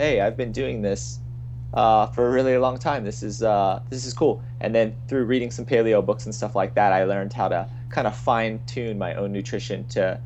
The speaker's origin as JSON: {"language": "English", "region": "Virginia", "country": "United States", "tie": "born or raised there", "moved": "as an adult", "lives_now": "California, United States", "said": "around the age of 20, I would say, I left my hometown in Virginia to come out in to California"}